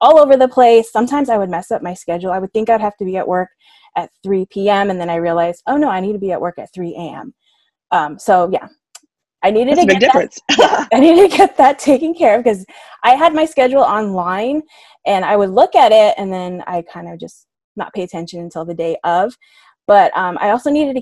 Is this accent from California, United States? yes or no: yes; Southern California, United States; I'm born and raised in Southern California, currently living in San Diego